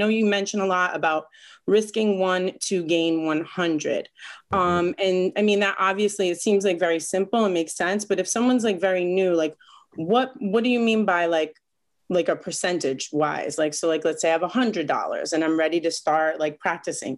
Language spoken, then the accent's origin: English; Rhode Island, United States; now in New York City, United States; I'm from Rhode Island originally